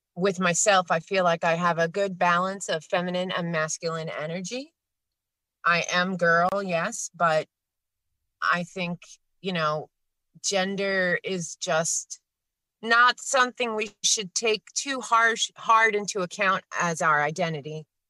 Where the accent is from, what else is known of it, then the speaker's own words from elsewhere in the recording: New York City, New York, United States; now in Pennsylvania, United States; I grew up next to Queens. I was born in Queens. Queens is now the uh, most ethnically diverse place in the world